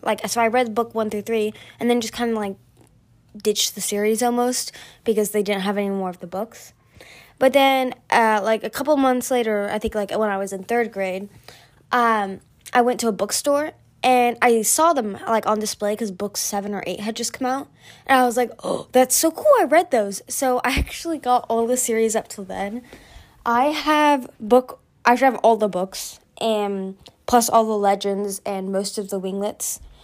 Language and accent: English; California, United States; I'm from America, but more specifically, I'm from California